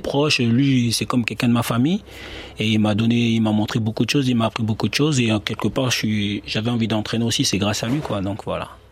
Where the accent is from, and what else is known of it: Bordeaux, Nouvelle-Aquitaine, France; born or raised there; now in Besançon, France